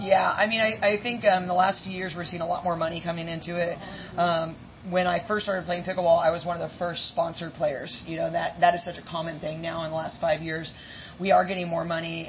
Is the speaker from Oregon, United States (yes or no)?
yes; Oregon, United States; now in East Coast, United States; I'm from Oregon.